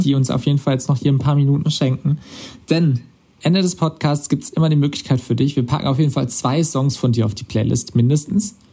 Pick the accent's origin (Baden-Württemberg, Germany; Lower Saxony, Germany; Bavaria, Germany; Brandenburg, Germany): Baden-Württemberg, Germany; Karlsruhe; now in Swabia, Germany; in meinem Ursprungsheimatort ist Karlsruhe. Das ist dann wieder badisch